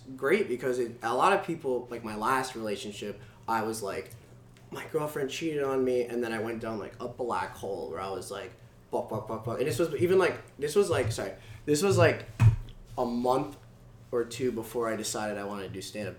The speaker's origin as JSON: {"language": "English", "town": "Princeton", "region": "New Jersey", "country": "United States", "said": "I'm from Princeton, New Jersey."}